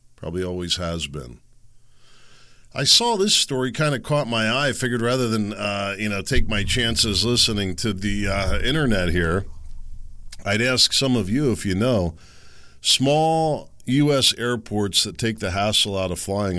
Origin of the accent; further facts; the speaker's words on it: Pennsylvania, United States; growing up in Pennsylvania